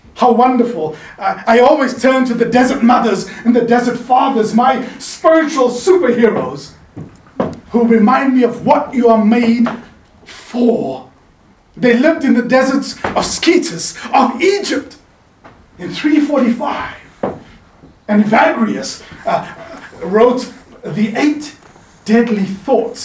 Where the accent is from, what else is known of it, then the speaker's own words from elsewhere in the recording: South Africa; now in Laguna Beach, United States; I'm originally from South Africa. Now I'm winning neighbors for God on, on Pacific Coast Highway in Laguna Beach